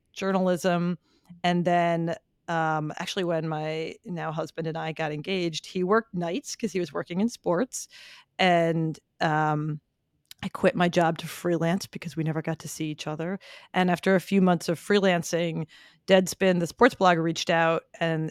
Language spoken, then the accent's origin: English; Philadelphia, Pennsylvania, United States; I grew up in Philly